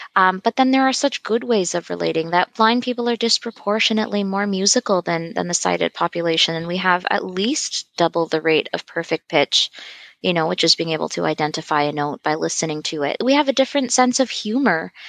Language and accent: English; Toronto, Ontario, Canada; I grew up in Toronto